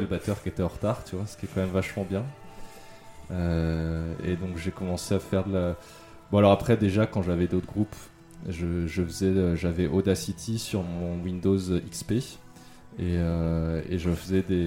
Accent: Yvelines, Île-de-France, France; also born or lived in Mantes-la-Jolie / Italy; now in Paris, France; Je suis né à Mantes-la-Jolie. c'est dans les Yvelines. Après j'ai grandi donc dans les Yvelines. Euh, dans le nord de la France, en Italie, et après je suis retourné un peu dans les Yvelines

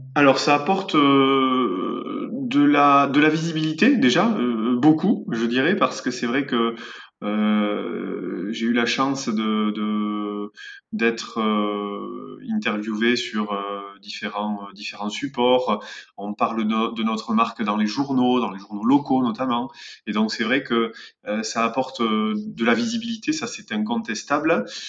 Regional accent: Béarn, Nouvelle-Aquitaine, France; on est des Béarnais avec mon père et on travaille en Béarn

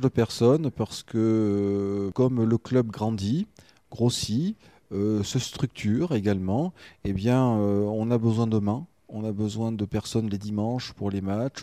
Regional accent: Limoges, Nouvelle-Aquitaine, France; also born or lived in Arcachon; now in Gujan-Mestras, France; je suis natif de Limoges. Puis, ben, très rapidement, je suis arrivé sur le bassin d'Arcachon très tôt.

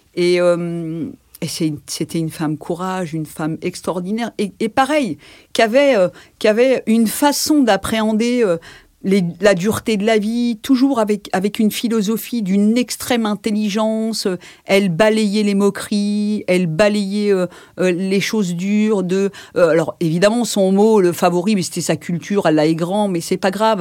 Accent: Villejuif, Île-de-France, France; je suis née à la Pitié et j'ai grandi là-bas

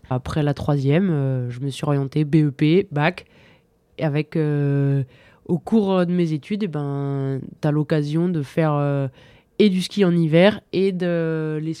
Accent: Bauges massif, Auvergne-Rhône-Alpes, France; born or raised there; now in Val d'Isère, France

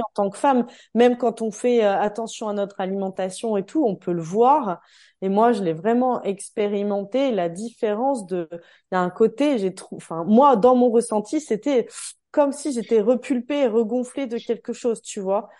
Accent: Calvados, Normandy, France; now in Savoie, France; je suis du Calvados, de Normandie, et le 73 en Savoie où je me trouve désormais

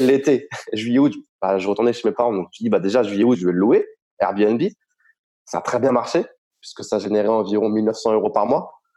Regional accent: Reims, Grand Est, France; moved away as an adult; now in Estonia; je suis originaire de la Champagne, euh, du côté de Reims

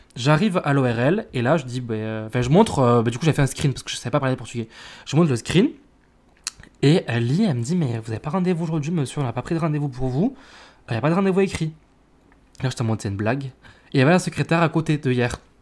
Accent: France; on est français

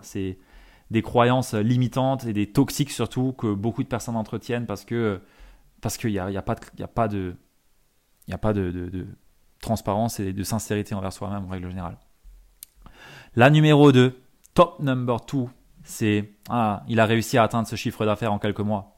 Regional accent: Alsace, Grand Est, France; en tant que bon Alsacien

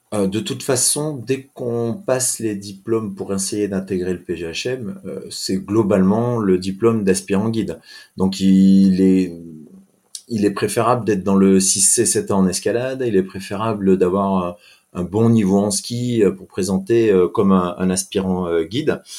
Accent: Briançon, Provence-Alpes-Côte d'Azur, France; moved away as an adult; also born or lived in Tarbes; je suis originaire de Briançon, dans les Hautes-Alpes

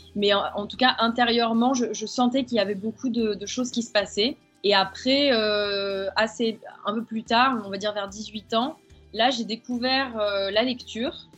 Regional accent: the South, France; moved away as an adult; je suis revenue sur ma terre natale euh, dans le sud

